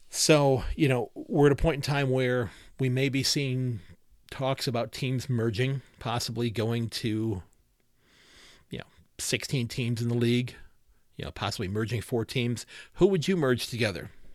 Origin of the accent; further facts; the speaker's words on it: Ohio, United States; also born or lived in Sandusky, Ohio; I'm born and raised in Ohio.